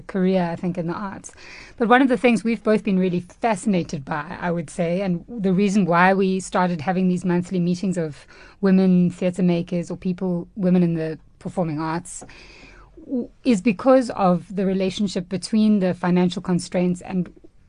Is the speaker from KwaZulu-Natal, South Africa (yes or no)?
yes; Durban, KwaZulu-Natal, South Africa; moved away as an adult; now in Johannesburg, South Africa; I'm South African and grew up in Durban